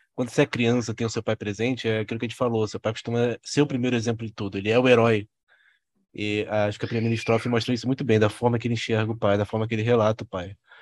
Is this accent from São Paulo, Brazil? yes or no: no; Rio de Janeiro, Brazil; Nós, nós somos todos cariocas aqui